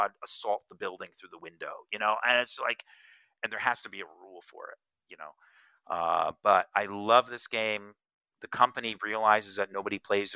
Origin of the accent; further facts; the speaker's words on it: Northern New Jersey, United States; I grew up in Northern New Jersey